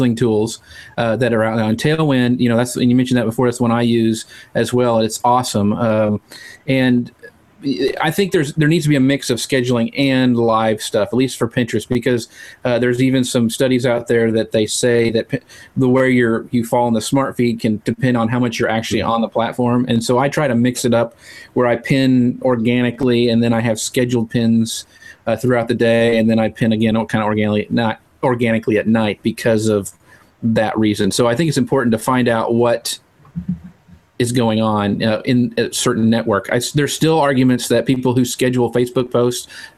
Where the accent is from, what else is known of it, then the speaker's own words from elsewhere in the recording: East Texas, United States; I'm from East Texas and we mangle stuff all the time